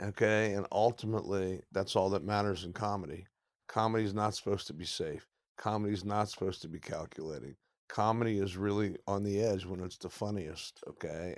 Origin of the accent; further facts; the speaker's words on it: Midwest, United States; I grew up in the Midwest, so I have Midwestern tastes